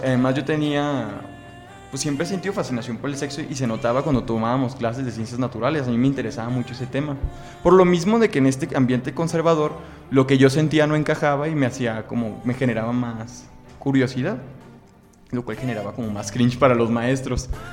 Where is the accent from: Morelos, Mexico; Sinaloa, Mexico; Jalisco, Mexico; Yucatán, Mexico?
Jalisco, Mexico; Guadalajara; soy de la ciudad de Guadalajara, México.